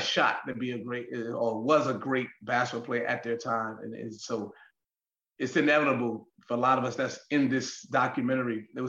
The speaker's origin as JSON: {"language": "English", "town": "New York City", "region": "New York", "country": "United States", "tie": "born or raised there", "said": "growing up in New York City"}